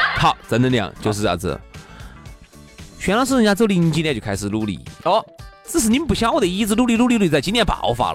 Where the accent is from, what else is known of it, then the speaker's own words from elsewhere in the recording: China; 我们都中国人嘛